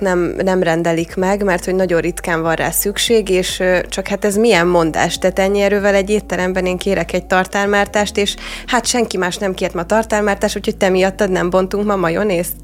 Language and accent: Hungarian; Hungary; mint magyar ember